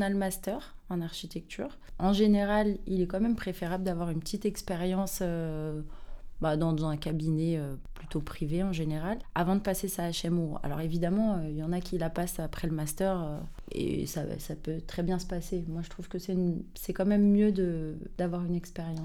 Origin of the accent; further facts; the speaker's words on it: Saint-Ouen, Île-de-France, France; je viens de Saint-Ouen euh, dans le 93